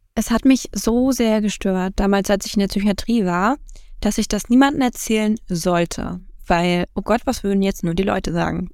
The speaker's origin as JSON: {"language": "German", "town": "Rostock", "region": "Mecklenburg-Vorpommern", "country": "Germany", "said": "ich bin 24 Jahre, ich komme aus Rostock"}